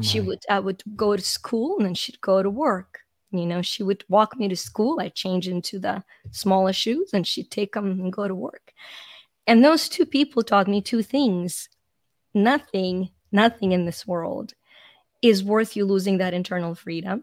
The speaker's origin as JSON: {"language": "English", "country": "Ukraine", "tie": "born or raised there", "moved": "yes", "said": "I'm Ukrainian, so I was born in Ukraine when it was a part of the Soviet Union."}